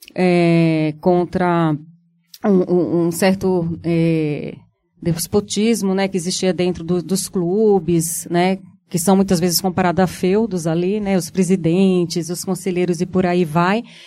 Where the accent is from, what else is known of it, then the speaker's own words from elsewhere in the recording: Brazil; como brasileiro